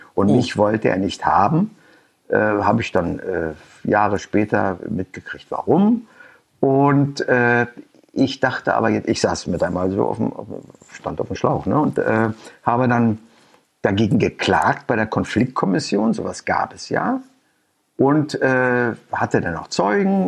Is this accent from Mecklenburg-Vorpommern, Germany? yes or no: yes; Schwerin, Mecklenburg-Vorpommern, Germany; also born or lived in Rostock; Schwerin ist meine Heimatstadt